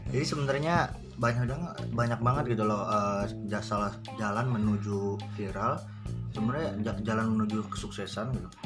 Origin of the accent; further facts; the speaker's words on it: Cikarang, West Java, Indonesia; Cikarang kampung gue